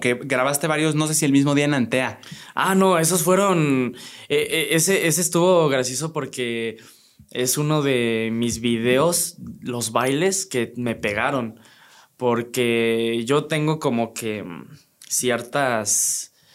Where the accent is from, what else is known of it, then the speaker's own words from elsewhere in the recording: Teotihuacán, State of Mexico, Mexico; moved away as an adult; now in Querétaro, Mexico; yo soy 100% teotihuacano y allá siempre viví